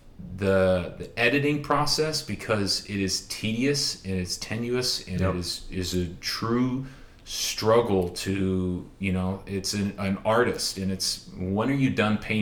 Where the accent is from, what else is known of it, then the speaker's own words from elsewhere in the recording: Orange County, California, United States; now in Bellevue, United States; I grew up in Orange County, California, and it's a bubble